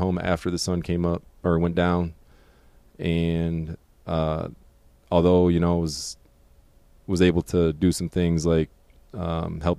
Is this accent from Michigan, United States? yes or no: yes; Harbor Beach, Michigan, United States; moved away as an adult; now in Fort Mill, United States; Originally, I'm from Harbor Beach, Michigan. Went to high school